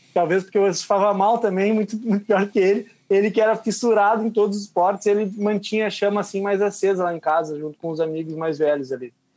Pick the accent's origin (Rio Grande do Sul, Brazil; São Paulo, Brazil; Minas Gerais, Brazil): Rio Grande do Sul, Brazil; Uruguaiana; eu sou de Uruguaiana, que fica a 600 quilômetros de Porto Alegre